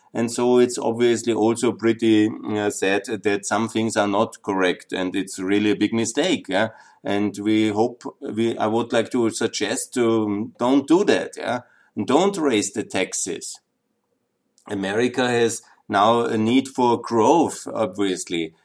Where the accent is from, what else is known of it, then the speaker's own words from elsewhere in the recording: Austria; my home country, Austria